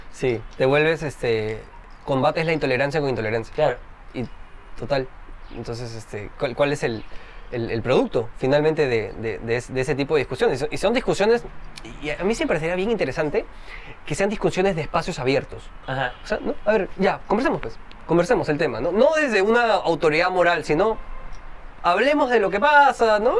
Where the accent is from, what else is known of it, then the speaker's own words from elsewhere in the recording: Trujillo, La Libertad, Peru; Yo también no soy de Lima, por cierto, soy de Trujillo